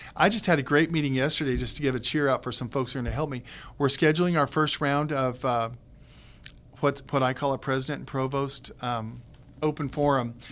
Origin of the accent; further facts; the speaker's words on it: Kansas, United States; moved away; also born or lived in Texas; in my family, I'm a Kansan, married to a North Carolinian with a son who is a Texan